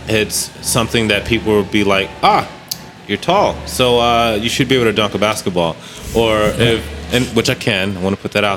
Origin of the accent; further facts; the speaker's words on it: United States; moved away as an adult; now in Germany; as an American, as a black American